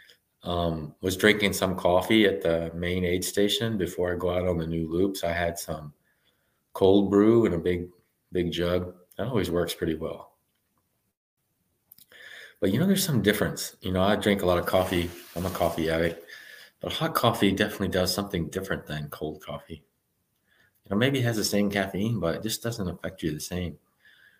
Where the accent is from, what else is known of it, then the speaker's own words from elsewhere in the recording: Texas, United States; I'm from Texas. I'm running in 90-degree weather most of the year